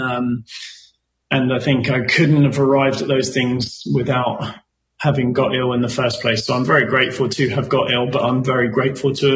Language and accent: English; England, United Kingdom; we're English